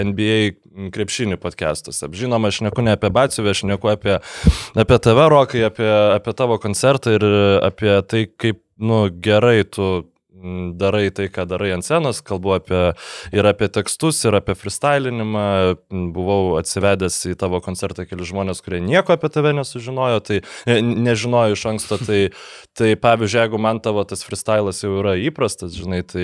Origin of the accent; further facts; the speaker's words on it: Lithuania; mes lietuviai